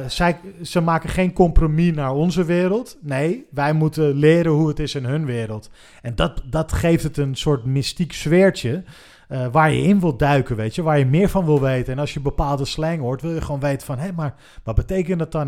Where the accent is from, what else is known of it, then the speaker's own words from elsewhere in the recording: Haarlem, North Holland, Netherlands; wij komen alle drie uit Haarlem